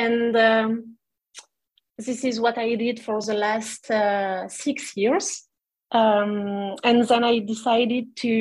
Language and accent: English; France; English is a second language; moved away as an adult; also born or lived in Montreal, Canada; I was coming from France and looking to improve my English